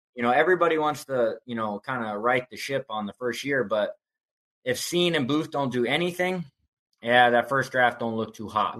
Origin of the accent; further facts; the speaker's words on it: Bay Area, California, United States; also born or lived in Tucson, Arizona; now in Phoenix, United States; I'm originally from the Bay Area I moved to Tucson